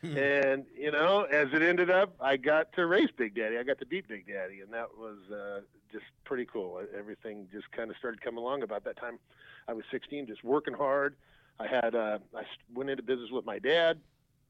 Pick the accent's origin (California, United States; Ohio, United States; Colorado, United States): California, United States; Southern; growing up in Southern California